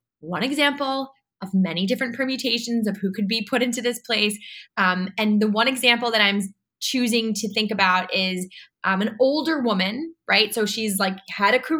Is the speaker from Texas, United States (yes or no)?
no; New York City, New York, United States; I'm a New Yorker. I'm from New York City